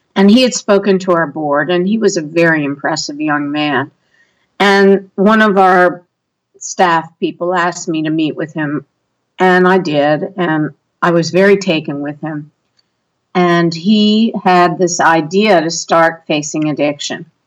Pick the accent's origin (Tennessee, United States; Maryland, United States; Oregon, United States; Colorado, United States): Maryland, United States; we're from Maryland